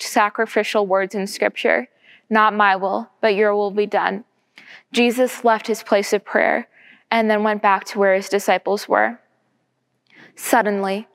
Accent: Everett, United States; I grew up in Everett and attended Calvary Christian Church in Linfield

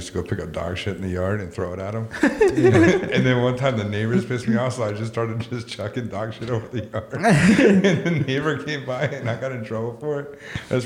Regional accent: United States; I'm American

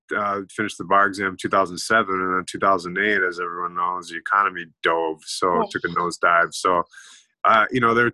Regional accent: Eau Claire, Wisconsin, United States; I'm from Eau Claire, Wisconsin, or I grew up in Eau Claire, Wisconsin

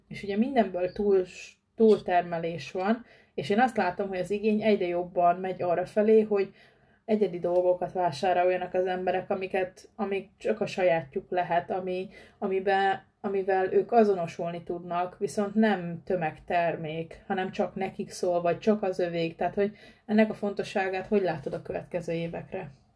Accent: Pest, Hungary; Én is vidéki vagyok, Pest megyei vagyok ugyan, de, de egy kisebb községben lakok

